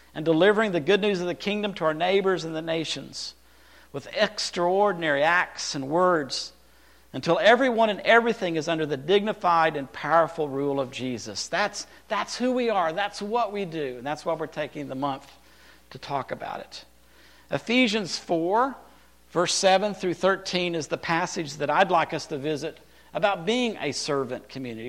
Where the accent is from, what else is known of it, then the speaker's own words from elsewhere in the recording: Texas, United States; also born or lived in California; I lived in Texas. I was born in California